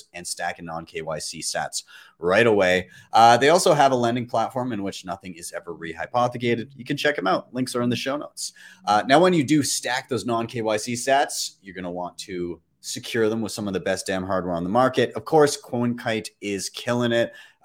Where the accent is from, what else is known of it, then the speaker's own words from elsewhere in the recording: Calgary, Alberta, Canada; my hometown, Calgary